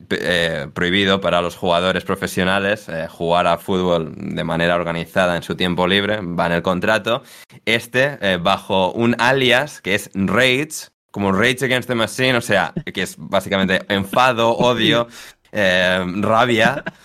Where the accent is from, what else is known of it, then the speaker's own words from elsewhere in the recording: Galicia, Spain; a mi tierra. a ah, bueno, a Galicia.